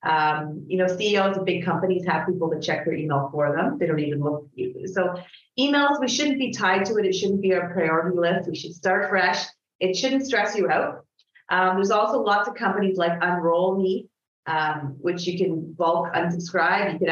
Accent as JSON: {"language": "English", "country": "Canada", "said": "I'm Canadian"}